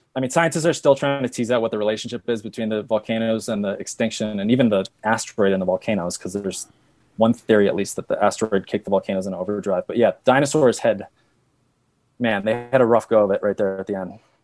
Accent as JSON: {"language": "English", "region": "New England", "country": "United States", "tie": "born or raised there", "moved": "yes", "lives_now": "Colorado, United States", "said": "I grew up in New England where it's all kind of just boring granite"}